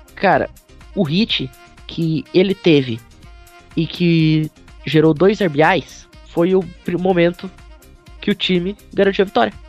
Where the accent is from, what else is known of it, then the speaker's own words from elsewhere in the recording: Gaúcho, Rio Grande do Sul, Brazil; Não, eu sou gaúcho.